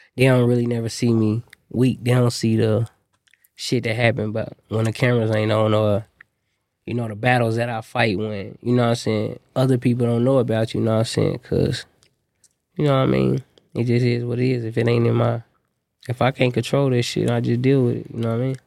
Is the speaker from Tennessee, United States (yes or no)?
no; Indianapolis, Indiana, United States; I'm an artist from Indianapolis